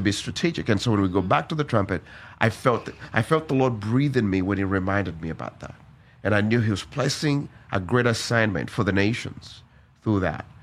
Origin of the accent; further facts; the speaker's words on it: Uganda; born and raised in Uganda.